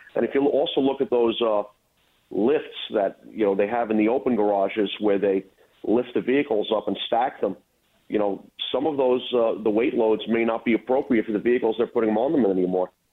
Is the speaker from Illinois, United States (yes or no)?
no; New York City, New York, United States; moved away as an adult; now in Rockland County, United States; I was born and raised in Brooklyn. About uh, 10 years ago, I moved upstate to Rockland County